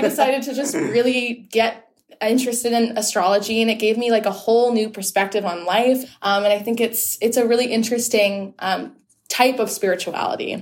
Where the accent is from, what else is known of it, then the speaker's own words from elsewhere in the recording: Whitby, Ontario, Canada; I am a person from Whitby, Ontario. So I'm and I'm from Ontario